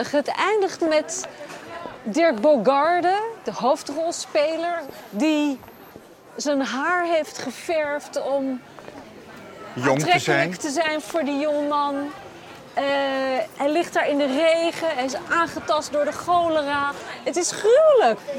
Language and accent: Dutch; Netherlands